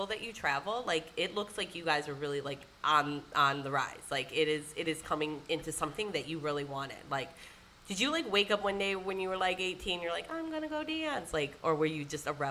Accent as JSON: {"language": "English", "region": "Michigan", "country": "United States", "said": "we're both, yeah, from Michigan"}